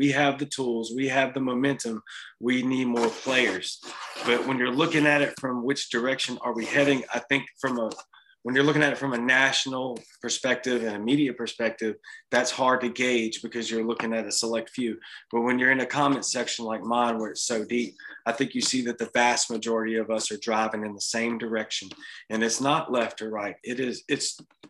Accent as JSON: {"language": "English", "region": "Louisiana", "country": "United States", "moved": "yes", "lives_now": "Mississippi, United States", "said": "I'm in Mississippi. I'm from Louisiana"}